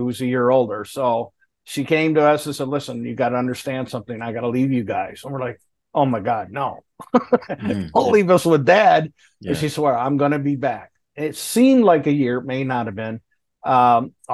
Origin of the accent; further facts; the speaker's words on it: Lakeport, Michigan, United States; also born or lived in Port Huron, Michigan; I was raised in Lakeport, which is right next door to Port Huron.